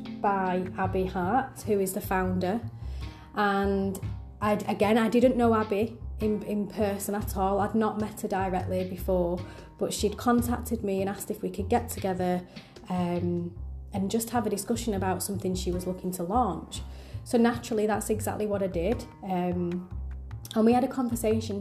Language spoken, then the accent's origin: English; Manchester, North West England, United Kingdom; I'm very proud to be part of the Manchester region, simply because it's my hometown